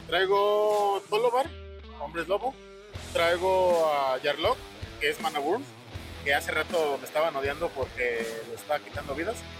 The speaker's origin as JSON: {"language": "Spanish", "region": "a municipality of Aguascalientes", "country": "Mexico", "said": "Es que yo no soy de Aguascalientes, pero soy de un municipio de Aguascalientes"}